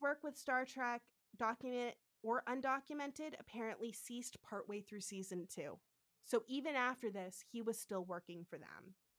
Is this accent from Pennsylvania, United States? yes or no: no; San Francisco, California, United States; I am from San Francisco, so I actually know that area